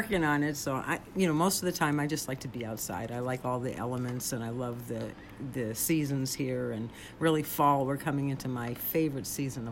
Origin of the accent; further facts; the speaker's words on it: Boston, Massachusetts, United States; now in Taos, United States; I grew up in Boston, Massachusetts